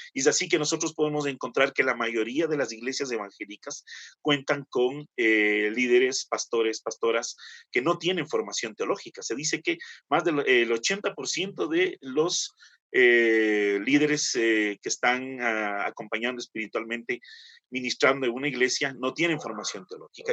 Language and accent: Spanish; Quito, Pichincha, Ecuador; soy quiteño